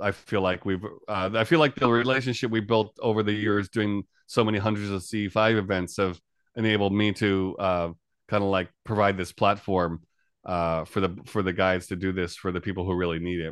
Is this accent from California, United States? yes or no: no; New York area, United States; moved away as an adult; now in Japan; I'm originally from New York area of the U S. I've been in Japan here for about a total of almost, coming up on twenty years